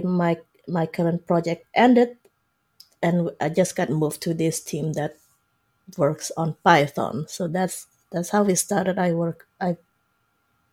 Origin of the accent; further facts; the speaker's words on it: Indonesia; moved away as an adult; now in Canada; I grew up in Indonesia.